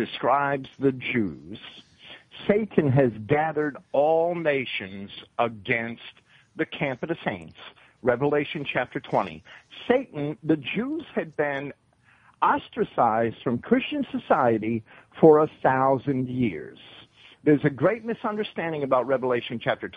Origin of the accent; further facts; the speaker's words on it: New Jersey, United States; now in Florida, United States; I was raised in New Jersey, and I'm a Yankee